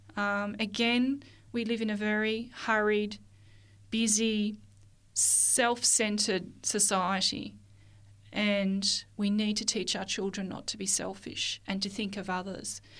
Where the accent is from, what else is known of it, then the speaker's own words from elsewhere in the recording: Mount Beauty, Victoria, Australia; also born or lived in Melbourne; I was born in Melbourne, and when I was about seven years old, my parents decided to move to the country. And we moved to a little area in northeast Victoria, in Australia